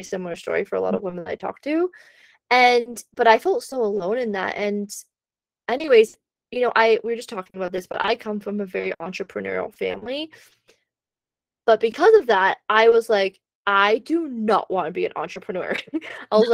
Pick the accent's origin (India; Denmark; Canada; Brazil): Canada; moved away; living in Canada